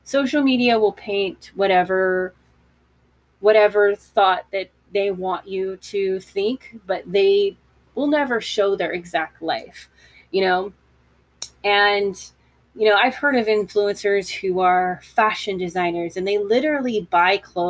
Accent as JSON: {"language": "English", "country": "United States", "said": "being an American"}